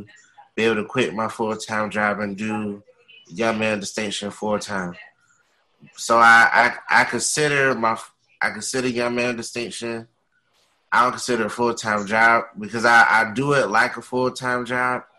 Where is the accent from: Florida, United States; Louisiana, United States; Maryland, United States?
Florida, United States; Riviera Beach; I was born and raised in Riviera Beach, Florida